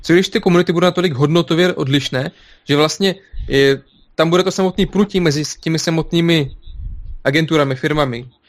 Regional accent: Belarus; now in Czech Republic; jsem z Běloruska

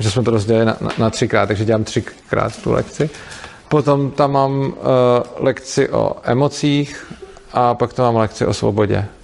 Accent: Prague, Czechia; Nicméně, jak jsem z Prahy a, a když jsem teda v Brně, tak přespávám právě v věžku

